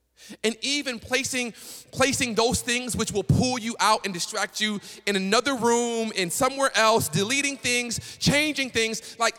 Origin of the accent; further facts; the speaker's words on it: Chattanooga, Tennessee, United States; I was coming from Tennessee, right? Chattanooga, slow southern city, right? Don't nobody drive fast out there.